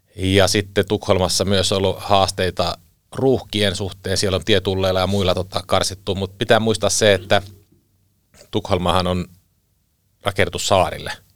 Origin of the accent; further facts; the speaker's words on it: Southeast Finland, Finland; moved away; talvisin aika paljon kotikulmilla Kaakkois-Suomessa